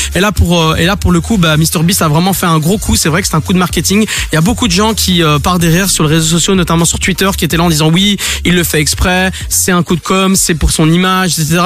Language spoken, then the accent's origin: French; Belgium; chez nous en Belgique